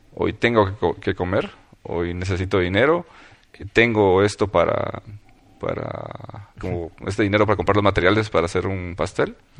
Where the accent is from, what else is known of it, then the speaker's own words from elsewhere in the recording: Puerto Barrios, Izabal, Guatemala; yo nací en Puerto Barrios